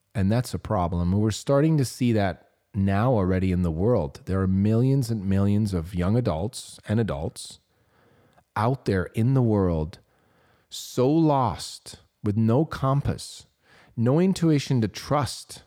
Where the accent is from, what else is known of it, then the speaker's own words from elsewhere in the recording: Switzerland; I was considered as A D H D growing up in Switzerland